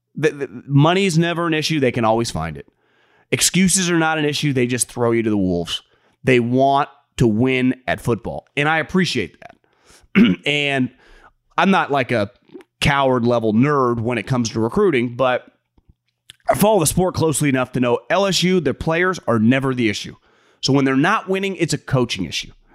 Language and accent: English; West Coast, United States; I'm born and raised on the West Coast